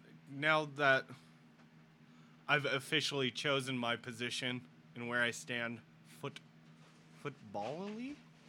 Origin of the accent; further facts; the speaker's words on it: Denver, Colorado, United States; I was born and raised here in Denver.